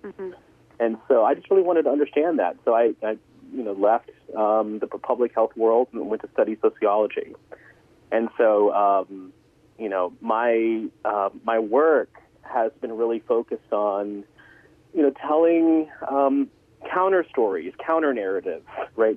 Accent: Atlanta, Georgia, United States; moved away as an adult; also born or lived in New Hampshire; now in Connecticut, United States; I was re- originally from Atlanta

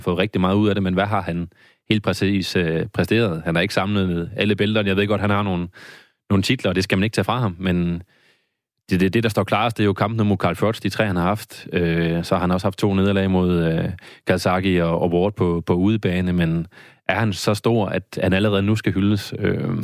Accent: Randers, Central Denmark Region, Denmark; nu er jeg fra Randers

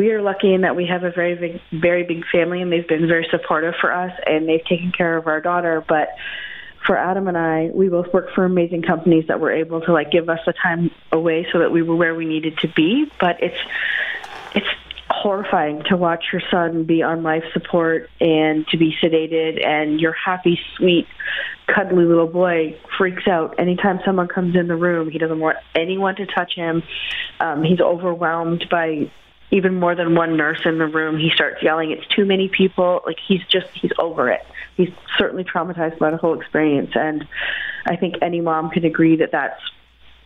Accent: Simcoe, Ontario, Canada; We are from Simcoe, Ontario, which is on Lake Erie

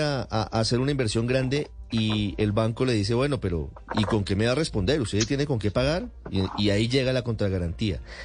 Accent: Colombia; como colombiana

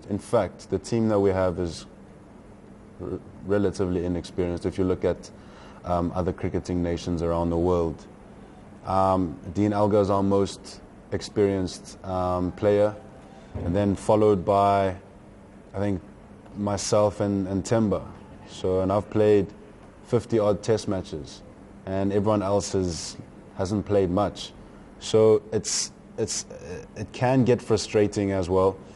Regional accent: South Africa; the one thing that we possess as South Africans and as a South African team

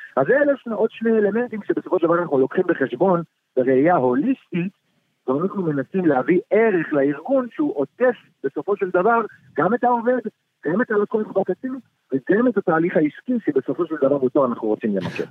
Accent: Ramat Gan, Tel Aviv District, Israel; אני כיום גר בתל אביב, גדלתי ברמת גן

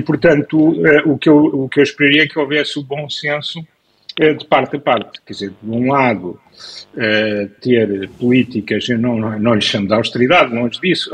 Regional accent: Lisbon, Portugal; also born or lived in Aveiro; eu que nasci em Lisboa, mas tenho, conheço bem o país e vivo parte da semana em Aveiro

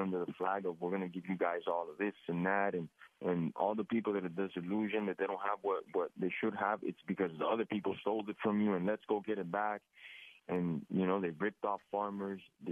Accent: Miami, Florida, United States; I was born and raised in Miami, Florida, United States of America

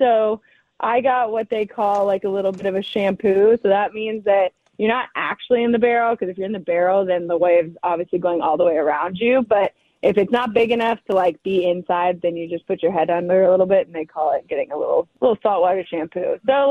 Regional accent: San Diego, California, United States; moved away as an adult; also born or lived in Portland; I'm from San Diego, so surfing is something that I've done since I could stand.

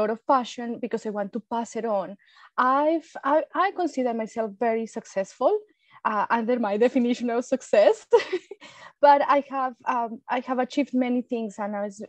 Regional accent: Colombia; English is a second language; moved away as an adult; now in Australia; I am from Colombia, South America, and I've been in Australia over 16 years. I came as an international student with no English

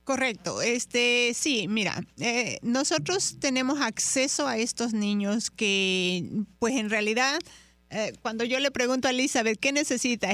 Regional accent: Chiapas, Mexico; moved away; yo provengo de, de, una zona de la zona sur de la República Mexicana de Chiapas, ahí nací yo.

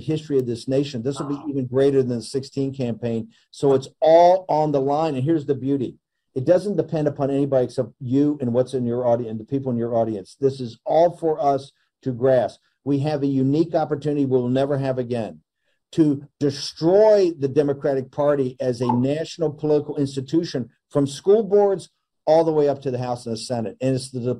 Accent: Richmond, Virginia, United States; I come from the South, and I live in a black neighborhood. I was raised in a black neighborhood.

